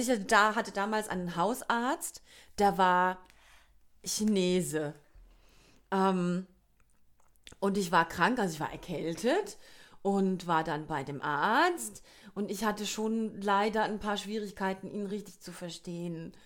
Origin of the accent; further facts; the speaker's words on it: Kurpfalz, Baden-Württemberg, Germany; accent: Kurpfälzisch; ich höre mich halt an wie eine Kurpelzerin, die halt Englisch babbelt.